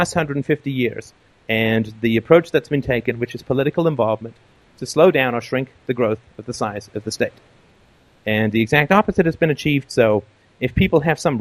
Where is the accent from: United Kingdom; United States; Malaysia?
United Kingdom; England; now in Canada; I grew up in England, not too far from you.